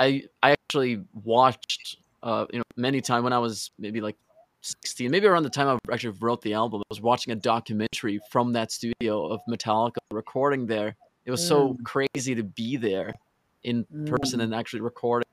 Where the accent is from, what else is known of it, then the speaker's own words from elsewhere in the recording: Norway; I'm from Norway